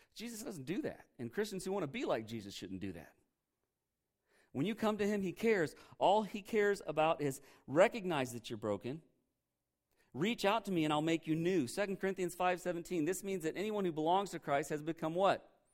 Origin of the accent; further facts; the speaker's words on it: Indiana, United States; I'm from Indiana